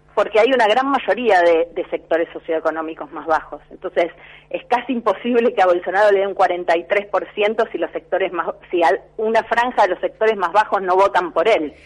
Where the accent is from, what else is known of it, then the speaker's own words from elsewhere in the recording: Rosario, Santa Fe, Argentina; yo soy de Rosario